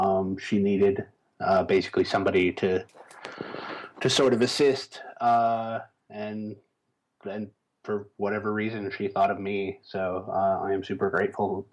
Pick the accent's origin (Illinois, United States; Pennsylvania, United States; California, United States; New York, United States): Illinois, United States; Chicago; I grew up in Chicago.